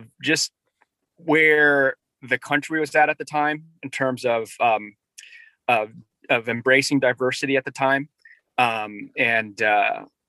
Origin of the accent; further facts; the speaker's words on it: Northern Virginia, United States; also born or lived in Korea / Norfolk, Virginia; I grew up in Northern Virginia. So I came from Korea when I was one.